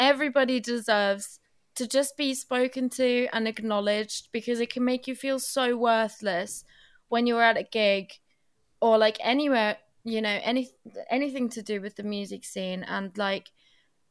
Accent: Germany; now in United Kingdom; I'm half Portuguese, half Turkish, and that, like, I grew up in Germany

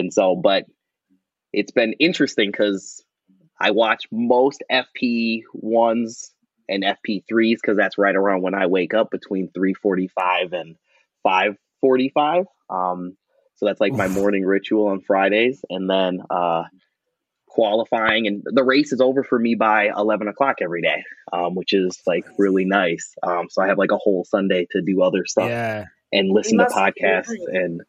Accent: Milwaukee, Wisconsin, United States; accent: Wisconsin; so I'm from Milwaukee, Wisconsin, of T-Pain fame, where he rhymed mansion with Wisconsin. we're just north of Chicago, about 90 minutes

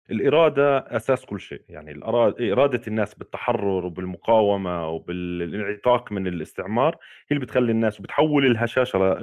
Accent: Palestine; احنا كفلسطينيين 14 مليون

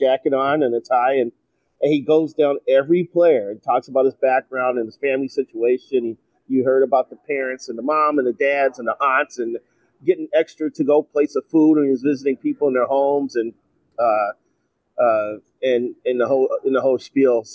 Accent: Chicago, Illinois, United States; moved away; I grew up in Chicago

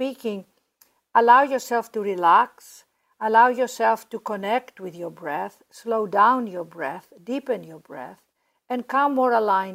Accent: Greece; also born or lived in London, United Kingdom; now in Los Angeles, United States; Ariana, my sister, and I were raised in Greece

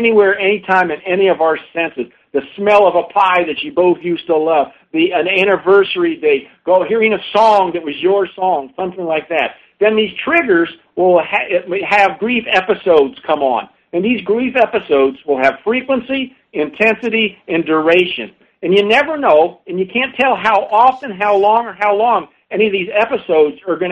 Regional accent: St. Petersburg, Florida, United States; moved away; I was born in St. Petersburg, met my wife and married her there

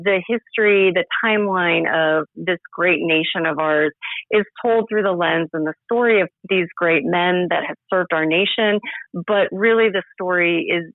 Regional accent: Southern California, United States; grew up in Southern California.

